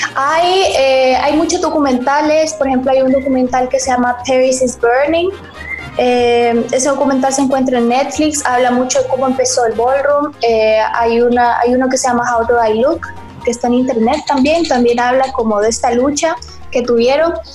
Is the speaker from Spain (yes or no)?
no; El Salvador; yo soy del capítulo mexicano y soy la única salvadoreña